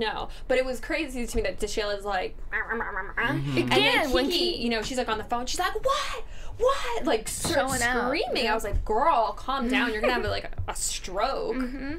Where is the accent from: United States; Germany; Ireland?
Ireland; I'm Irish.